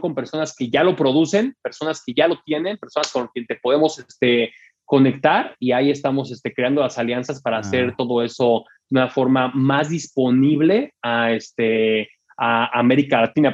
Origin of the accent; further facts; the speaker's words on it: Mexico; a mí como mexicano